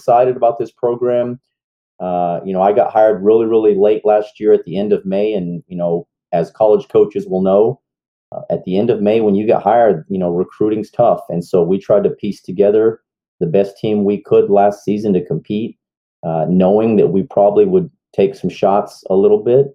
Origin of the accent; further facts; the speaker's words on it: Portales, New Mexico, United States; moved away as an adult; now in Kingsville, United States; I'm originally from Portales, New Mexico